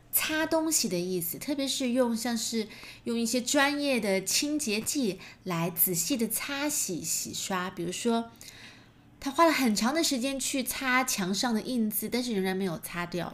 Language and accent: Chinese; China; 我们中国人讲究的是